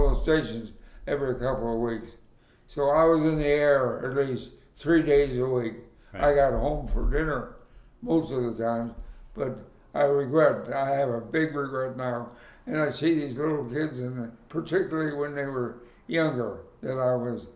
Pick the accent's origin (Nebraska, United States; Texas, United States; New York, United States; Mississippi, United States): Nebraska, United States; I was from Nebraska and I was proud of Nebraska